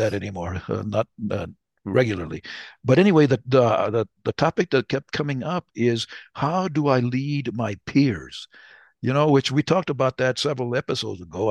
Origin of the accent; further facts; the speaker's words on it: New Mexico, United States; I'm from New Mexico, so, uh, we are Latinos. I call, I'd rather have Latino than Hispanic, but I'm Chicano